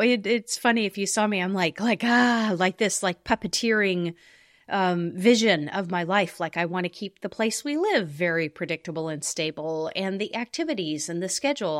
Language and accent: English; the American West, United States; I grew up in the American West